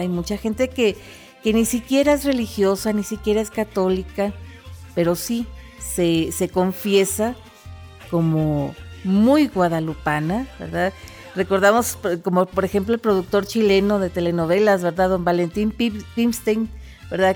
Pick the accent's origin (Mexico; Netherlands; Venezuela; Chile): Mexico; nuestra identidad nacional, ¿verdad? La identidad nacional de México